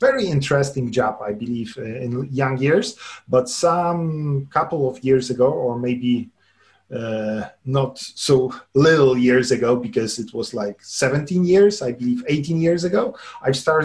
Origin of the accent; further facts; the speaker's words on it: Lublin, Lublin Voivodeship, Poland; moved away as an adult; now in Warsaw, Poland; I grew up in Poland, in Lublin